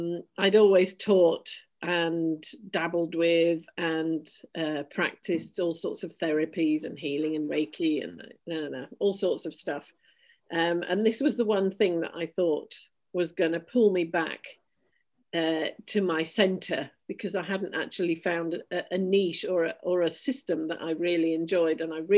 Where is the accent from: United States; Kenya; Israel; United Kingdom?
United Kingdom; Yorkshire and the Humber; born there; I was born in Yorkshire in 1962 to a miner and a science teacher.